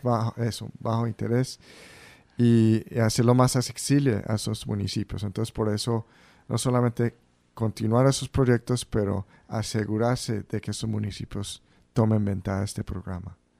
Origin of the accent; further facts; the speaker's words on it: Central Falls, Rhode Island, United States; nacimos yo y mis otros dos hermanos en Central Falls crecimos en Central Falls